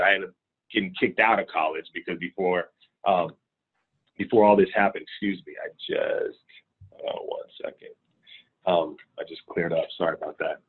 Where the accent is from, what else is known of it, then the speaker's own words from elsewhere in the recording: Richmond, California, United States; born and raised in Richmond, California.